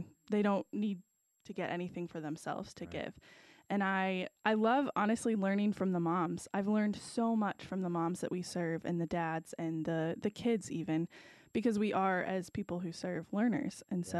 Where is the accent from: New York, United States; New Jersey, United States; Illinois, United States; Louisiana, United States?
Illinois, United States; Danville; I grew up in Danville, so I actually grew up going to the Walk for Life and was raised here.